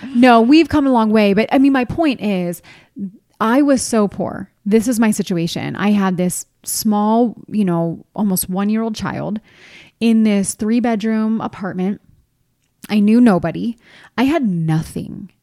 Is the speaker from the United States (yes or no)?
yes; East Coast, United States; moved away as an adult; I'm from the East Coast, and I had no family here.